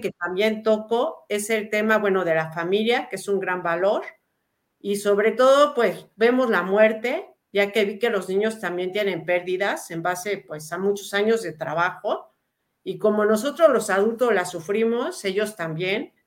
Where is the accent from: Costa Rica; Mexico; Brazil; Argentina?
Mexico; also born or lived in Lebanon; nací en México, soy tercera generación, pero crecí con las pues historias de mis abuelos